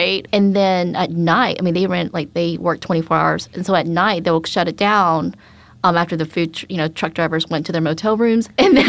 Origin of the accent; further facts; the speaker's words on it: Atlanta, Georgia, United States; also born or lived in Jeonju, South Korea; we immigrated to the States. I was born in Jeonju, South Korea. We immigrated to Atlanta.